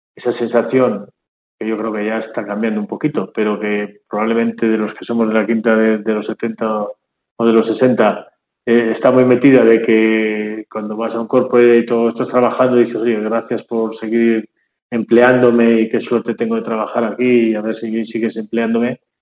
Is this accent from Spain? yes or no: yes; Bilbao, Basque Country, Spain; moved away as an adult; also born or lived in Madrid; now in Barcelona, Spain; Yo ahora vivo en Barcelona, aunque soy de Bilbao